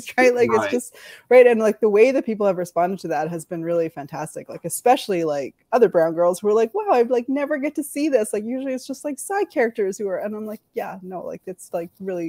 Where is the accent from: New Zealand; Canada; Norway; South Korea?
Canada; I grew up in Canada